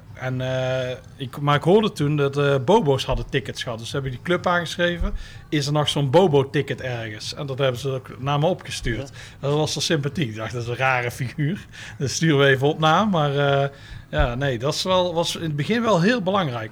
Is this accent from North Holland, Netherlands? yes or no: no; Tilburg, North Brabant, Netherlands; ik kom uit Tilburg